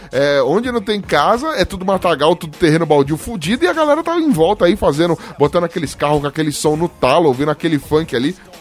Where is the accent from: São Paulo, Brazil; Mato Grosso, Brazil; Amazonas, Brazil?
São Paulo, Brazil; eu sou da Zona Leste